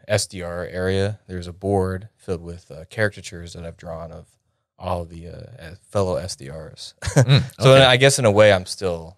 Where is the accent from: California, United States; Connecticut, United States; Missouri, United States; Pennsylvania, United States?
Pennsylvania, United States; York; I'm originally from Pennsylvania. I grew up in a small town called York, Pennsylvania.